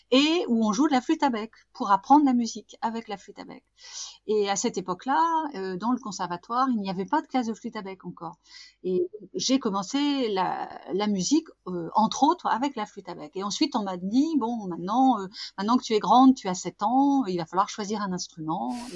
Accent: Douai, Hauts-de-France, France; je suis du Nord, hein, je suis une fille du Nord, une ch'ti.

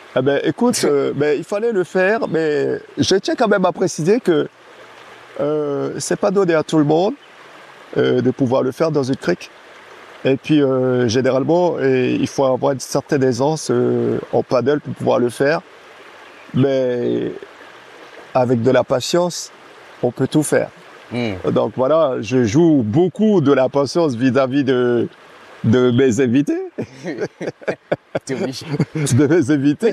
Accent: Camopi, French Guiana; first language Teko; French is a second language; moved away; also born or lived in France (mainland); Je suis Kamopien, je suis né ici. Ma mère. a accouché de moi à Camopi. Je suis natif euh, à, 100% de Kabopi

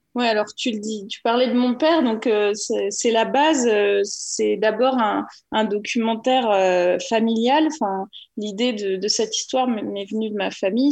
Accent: Normandy, France; moved away; also born or lived in Paris; je viens de Normandie où j'ai grandi dans une ferme

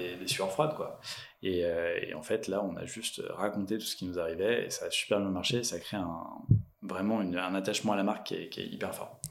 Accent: Lyon, Auvergne-Rhône-Alpes, France; je suis né à Lyon

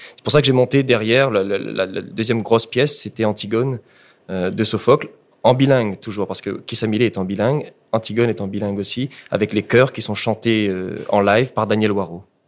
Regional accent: Réunion; J'ai dû attendre à ce moment-là d'être en master pour apprendre l'histoire de mon île.

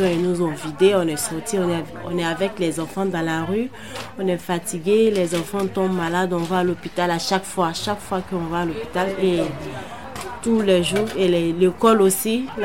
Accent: Côte d’Ivoire; now in Montreuil, France; je suis ivoirienne.

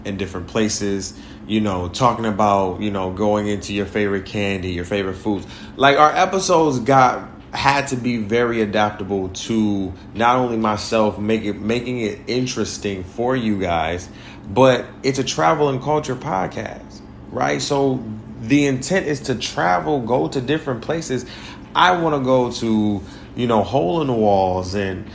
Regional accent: Detroit, Michigan, United States; also born or lived in Orlando, Florida / Brooklyn, New York / East Harlem, New York; now in New York, United States; Detroit is my hometown

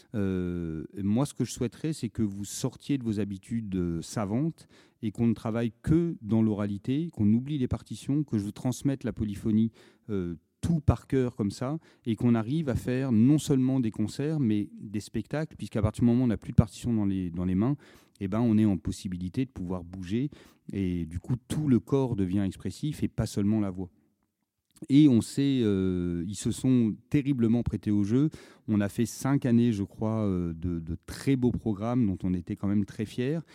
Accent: Auvergne-Rhône-Alpes, France; moi je suis originaire d'Auvergne

